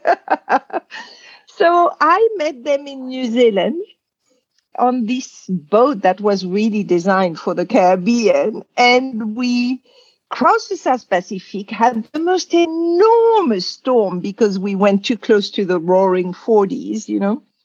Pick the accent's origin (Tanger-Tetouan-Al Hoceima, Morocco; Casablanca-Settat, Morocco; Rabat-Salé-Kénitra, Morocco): Casablanca-Settat, Morocco; Casablanca; also born or lived in Algeria; I was born in Algeria, which was at the time a French colony. And at two years old, there was a war of independence. And my father was a farmer and he had some property near Casablanca, Morocco. So they moved